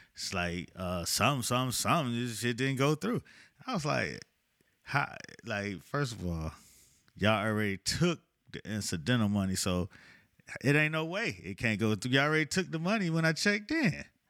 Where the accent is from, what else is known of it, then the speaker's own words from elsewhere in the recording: Miami, Florida, United States; I'm from Miami